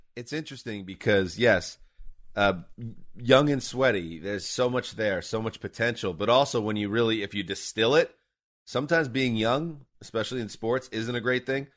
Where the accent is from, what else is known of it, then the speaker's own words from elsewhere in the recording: New York, United States; I grew up in New York.